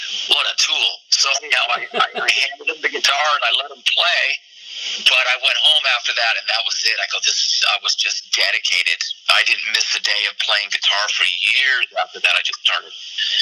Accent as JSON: {"language": "English", "town": "Tucson", "region": "Arizona", "country": "United States", "also_born_or_lived": "California", "moved": "as an adult", "said": "I'm from Tucson, but I had moved to California in 1993."}